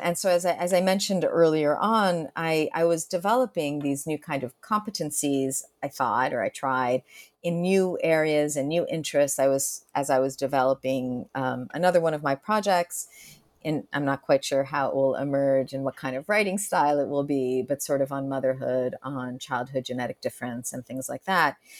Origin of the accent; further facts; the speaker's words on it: Argentina; first language Spanish; English is a second language; moved away; I was born in Argentina and I was, my first Spanish, Castellano was my first language